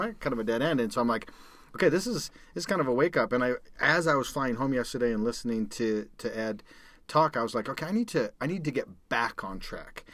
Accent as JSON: {"language": "English", "town": "Calgary", "region": "Alberta", "country": "Canada", "tie": "born or raised there", "moved": "as an adult", "lives_now": "United States", "said": "I grew up in Calgary, Canada"}